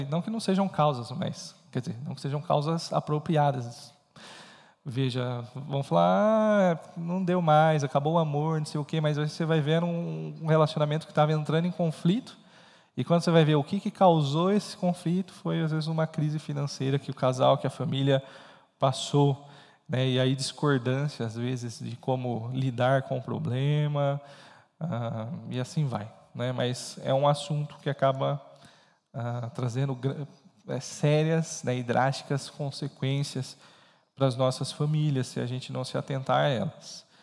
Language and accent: Portuguese; Brazil; E aí eu estou falando isso que é nosso perfil não é porque somos brasileiros, e aqui é um, às vezes um, uma espécie de extrato aí do, do brasileiro lidando com, com, com, com dívidas.